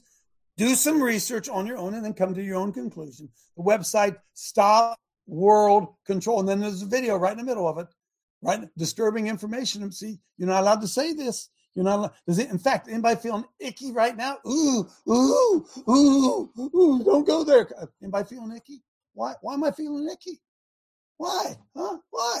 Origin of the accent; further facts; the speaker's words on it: United States; I'm still an American